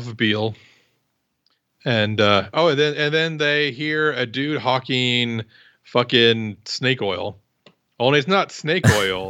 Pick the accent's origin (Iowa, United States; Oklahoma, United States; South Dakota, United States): Iowa, United States; I'm from Iowa